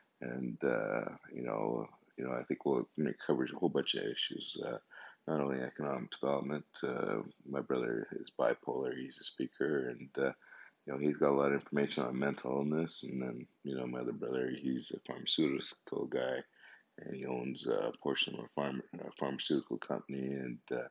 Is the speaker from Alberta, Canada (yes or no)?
yes; Calgary, Alberta, Canada; also born or lived in Lahore, Pakistan / Montreal; I'm 55 years old, originally from Calgary. Well, no, actually, I was born in Pakistan, Lahore, Pakistan